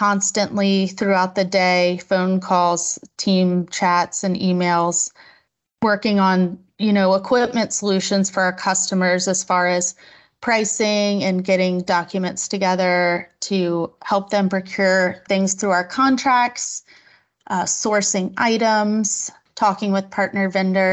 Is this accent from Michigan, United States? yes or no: no; Virginia Beach, Virginia, United States; also born or lived in San Diego; I'm from Virginia Beach, Virginia.